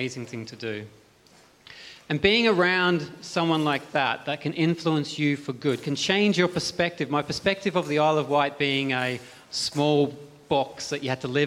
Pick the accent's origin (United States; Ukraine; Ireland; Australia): Australia; moved away as an adult; now in Cowes, United Kingdom; I came from Australia where you had the masses of open land